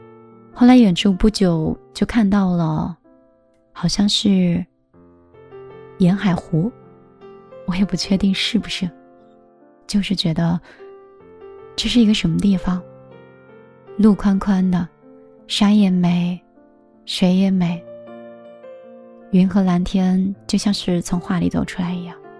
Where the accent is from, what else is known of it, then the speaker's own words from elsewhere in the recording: Hangzhou, Zhejiang, China; 就是杭州的。